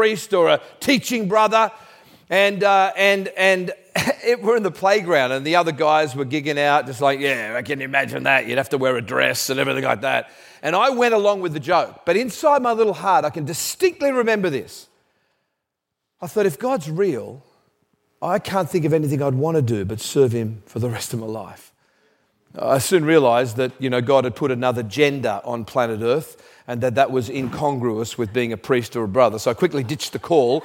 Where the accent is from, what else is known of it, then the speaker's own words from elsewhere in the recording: Australia; I'm Australian